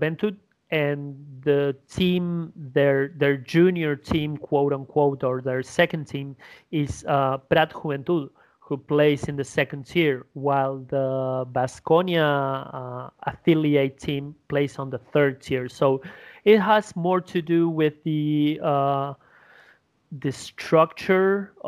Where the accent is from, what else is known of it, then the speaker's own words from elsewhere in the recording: Uruguay; English is a second language; my hometown